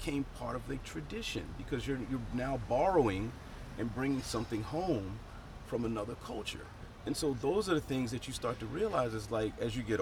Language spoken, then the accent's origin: English; Baltimore, Maryland, United States; moved away as an adult; now in Japan; growing up in Baltimore